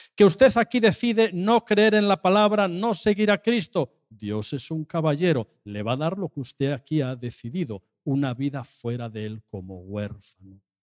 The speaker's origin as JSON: {"language": "Spanish", "region": "Asturias", "country": "Spain", "said": "yo soy de Asturias"}